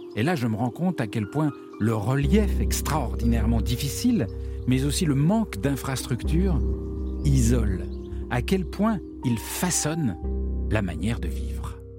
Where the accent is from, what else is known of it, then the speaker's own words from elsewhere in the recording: France; je viens de France